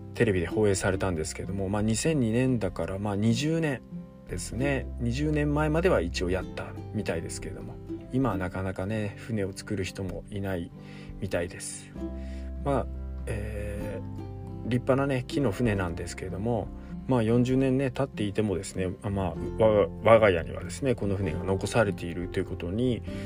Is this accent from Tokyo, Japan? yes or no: no; Iwate, Japan; now in Takachiho, Japan; 岩手出身の僕